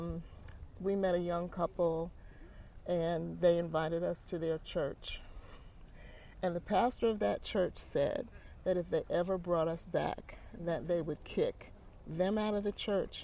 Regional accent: Teaneck, New Jersey, United States; moved away as an adult; also born or lived in Newark, New Jersey; now in Durham, United States; we moved to Durham in 1971 from Teaneck, New Jersey, and Newark, New Jersey

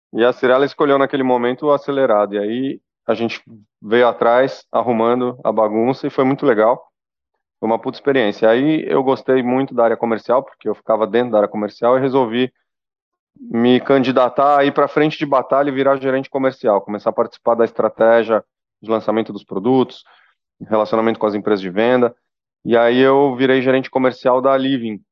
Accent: Brazil; also born or lived in São Paulo; A gente é brasileiro

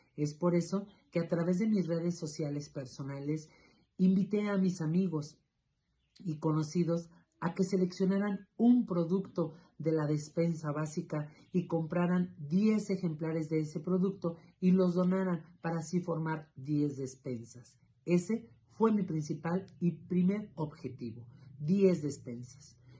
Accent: Río Grande, Zacatecas, Mexico; soy originario de Río Grande, Zacatecas

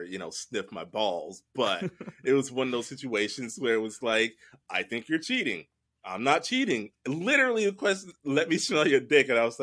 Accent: the South, United States; growing up in the South

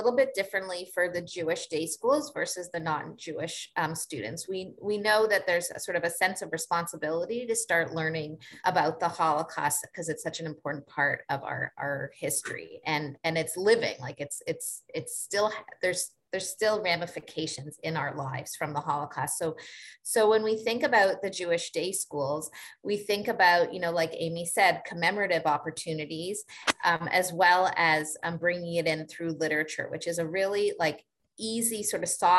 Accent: Canada; Like, we're Canadian, we may have come from our own places of trauma, of genocide.

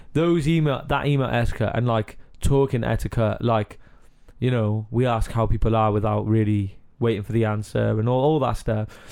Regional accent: Cardiff, Wales, United Kingdom; accent: Cardiff; I'm from Car- like from Cardiff and that's how we like speak round here

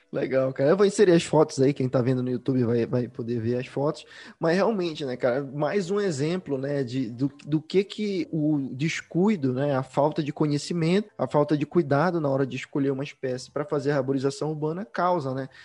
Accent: Belém, Pará, Brazil; now in Curitiba, Brazil; Eu, por exemplo, sou de Belém, hoje eu tô morando em Curitiba, mas eu sou de Belém

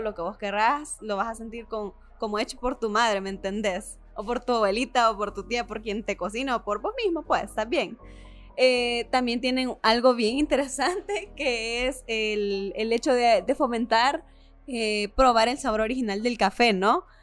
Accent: El Salvador; de nuestra cultura salvadoreña

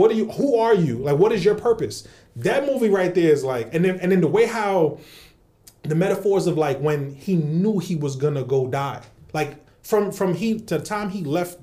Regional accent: New York, United States; also born or lived in Brooklyn; Born and raised in New York, like that's our school trips

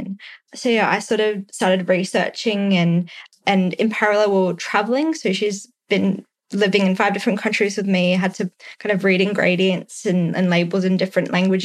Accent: Australia; also born or lived in San Francisco, United States; as an Australian

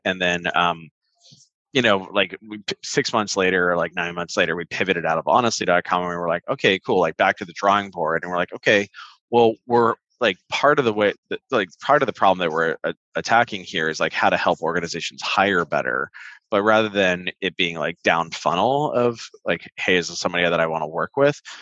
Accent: Santa Ana, California, United States; I grew up in Orange County, specifically Santa Ana Tustin area

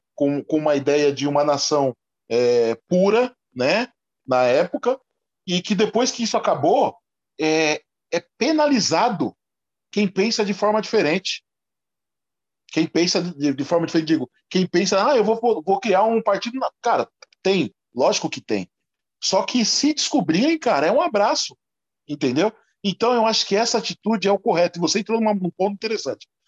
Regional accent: São Paulo, Brazil; eu sou um negro que nasci em São Paulo

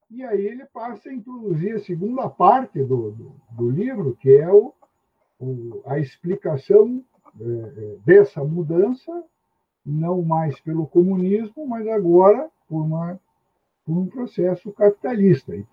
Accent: Curitiba, Paraná, Brazil; sou de Curitiba.

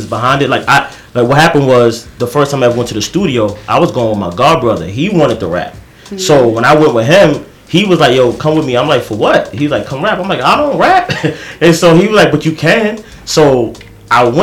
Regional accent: New York, United States; also born or lived in Queens, New York; I grew up in Brooklyn and Queens. So it's like, I'm from East New York

